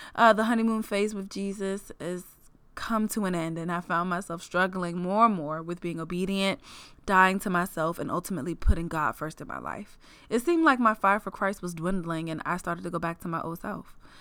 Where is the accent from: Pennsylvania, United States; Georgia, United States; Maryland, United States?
Maryland, United States; Prince George's County; moved away as an adult; also born or lived in Los Angeles; I am born and raised in Prince George's County, Maryland